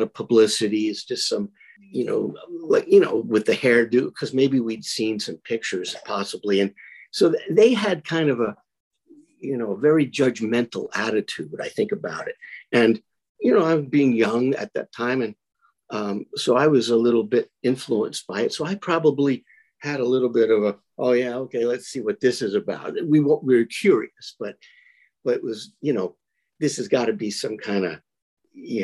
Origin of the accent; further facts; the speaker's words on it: New York City, New York, United States; I was like 9 or 10 years old, growing up in Brooklyn